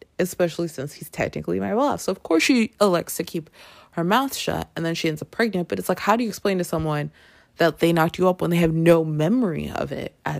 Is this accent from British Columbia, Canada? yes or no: no; Toronto, Ontario, Canada; I grew up in Toronto, and Toronto has yearly a huge Caribbean festival called Caribana